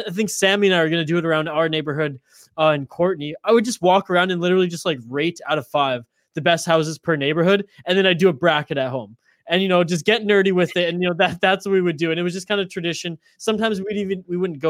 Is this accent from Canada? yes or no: yes; Prince George, British Columbia, Canada; also born or lived in Vancouver Island; I grew up in Prince George, BC, Northern British Columbia